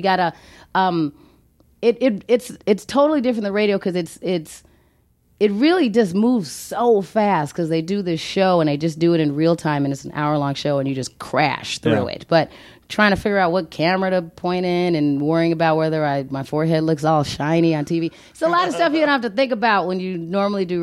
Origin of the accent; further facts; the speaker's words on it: Phoenix, Arizona, United States; moved away as an adult; also born or lived in Colorado; I grew up in Phoenix, Arizona